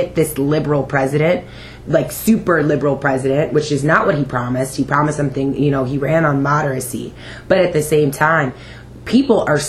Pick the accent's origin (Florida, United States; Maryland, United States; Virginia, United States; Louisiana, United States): Virginia, United States; I'm from Virginia